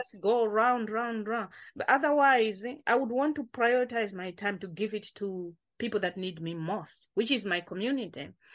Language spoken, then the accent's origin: English; Malawi; now in Coventry, United Kingdom; I'm joining from Covenre because this is where I live now, but I'm original from Malawi